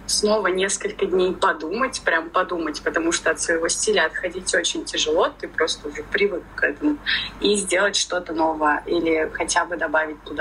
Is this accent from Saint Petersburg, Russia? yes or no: no; Ufa, Bashkortostan, Russia; moved away; я из Уфы